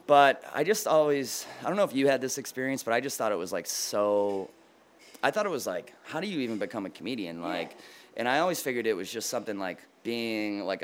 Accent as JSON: {"language": "English", "town": "Boston", "region": "Massachusetts", "country": "United States", "tie": "born or raised there", "also_born_or_lived": "New York", "moved": "as an adult", "lives_now": "Boston, United States", "said": "I grew up in Boston, and I moved back to Boston when I was 26 years old, after moving away when I was, like, 18"}